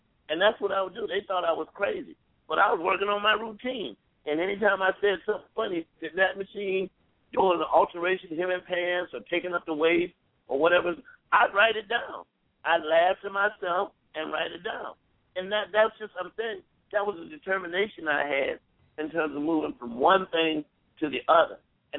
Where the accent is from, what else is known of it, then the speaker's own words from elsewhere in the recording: Columbia, South Carolina, United States; moved away as an adult; now in Atlanta, United States; So I moved to Atlanta from Columbia, South Carolina, and I get ready to go to school.